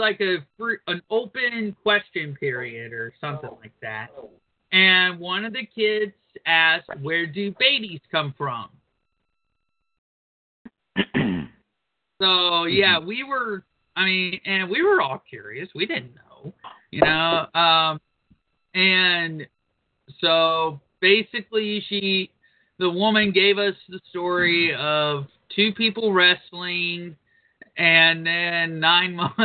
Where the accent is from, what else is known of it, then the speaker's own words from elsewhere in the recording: Georgia, United States; I'm from Georgia.